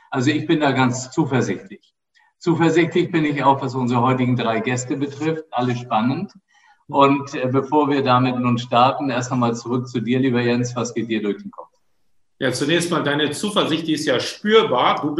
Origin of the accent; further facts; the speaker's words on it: Flensburg, Schleswig-Holstein, Germany; Dazu gehörte zumindest gestern noch meine Heimatstadt Flensburg. Da habe ich mich drüber gefreut, weil die ja auch mal ein Hotspot an der dänischen Grenze eben waren.